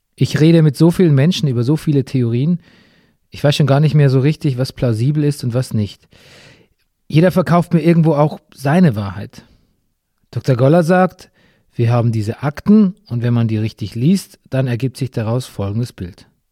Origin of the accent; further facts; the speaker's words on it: Bavaria, Germany; meiner Heimat Bayern